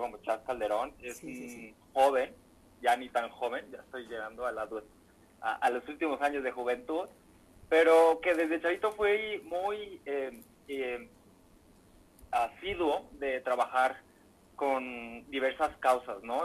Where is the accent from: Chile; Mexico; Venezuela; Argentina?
Mexico; Michoacán; moved away as an adult; now in Jalisco, Mexico; lejos de mi tierra, que, que, es algo que extraño y me duele mucho, pero con este compromiso tan grande que tengo que, pues bueno, ya trabajé mucho por Michoacán